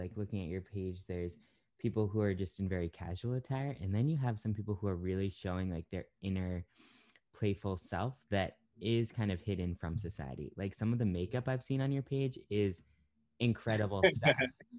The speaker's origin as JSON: {"language": "English", "town": "York", "region": "Maine", "country": "United States", "tie": "born or raised there", "said": "where I grew up in York."}